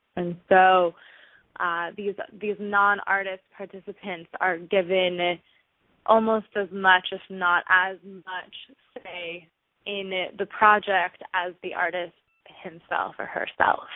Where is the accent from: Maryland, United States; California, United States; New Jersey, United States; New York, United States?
California, United States; Los Angeles; also born or lived in Boston; I grew up in Los Angeles